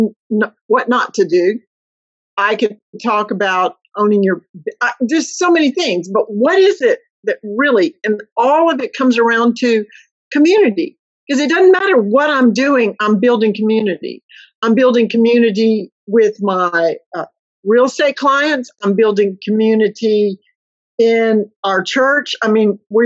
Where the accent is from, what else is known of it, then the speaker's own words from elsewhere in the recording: Mississippi, United States; moved away as an adult; I grew up in a very small Mississippi town